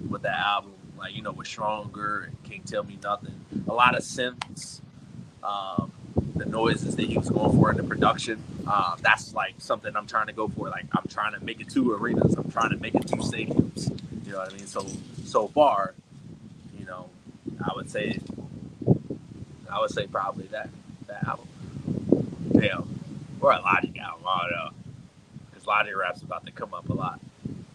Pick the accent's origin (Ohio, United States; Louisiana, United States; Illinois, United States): Illinois, United States; Chicago; now in Minnesota, United States; Chicago, Illinois, man. A city that I was born and raised